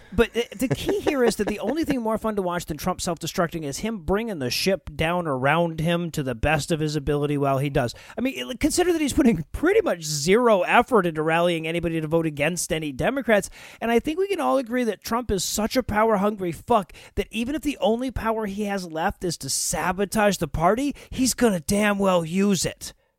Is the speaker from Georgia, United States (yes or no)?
yes; Georgia, United States; my home state of Georgia